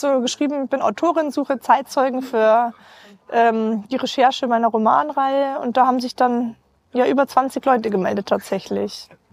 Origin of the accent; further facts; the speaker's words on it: Rosenheim, Bavaria, Germany; ich bin gebürtige Rosenheimerin